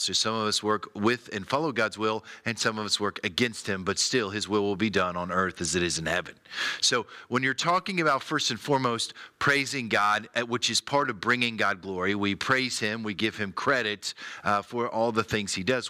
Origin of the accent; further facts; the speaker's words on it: United States; as an American